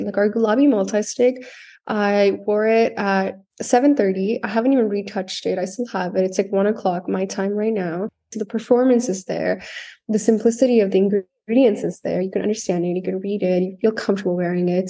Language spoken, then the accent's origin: English; Canada; moved away as an adult; also born or lived in South India / Alberta, Canada; now in Los Angeles, United States; I was born in India, in South India. I grew up there till I was ten years old. And then I, my family and I moved to Canada, where I spent most of my life there